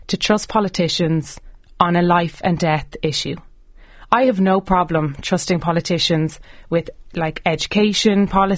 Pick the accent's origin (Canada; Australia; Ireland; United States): Ireland; as an Irish person